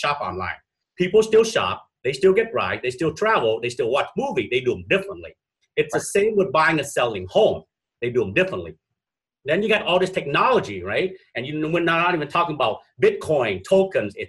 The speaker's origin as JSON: {"language": "English", "country": "Vietnam", "moved": "yes", "lives_now": "Minnesota, United States", "said": "I'm originally from Vietnam, I'm from that part of the world as well."}